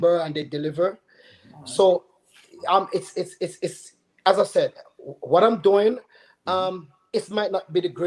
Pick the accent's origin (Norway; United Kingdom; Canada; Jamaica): Jamaica; Linstead, Saint Catherine; moved away as an adult; also born or lived in St. Mary, Jamaica; now in Georgia, United States; That's where I'm from. I was born in St. Mary, but I don't know St. Mary. I know Linstead